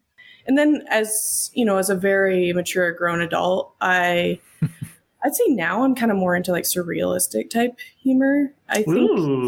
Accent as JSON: {"language": "English", "region": "Midwest", "country": "United States", "said": "I'm from the Midwest"}